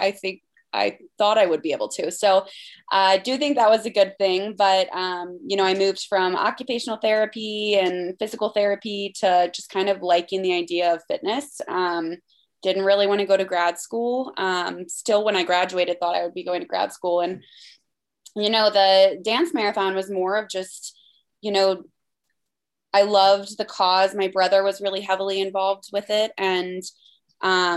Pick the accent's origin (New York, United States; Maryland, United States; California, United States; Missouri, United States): Maryland, United States; moved away as an adult; also born or lived in Pennsylvania; I was born in Maryland, grew up there. I lived there for the first 18 years of my life